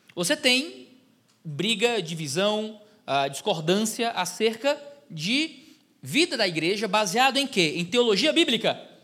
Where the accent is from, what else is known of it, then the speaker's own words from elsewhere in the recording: Ceará, Brazil; Sou do Ceará, estou aqui no sul do país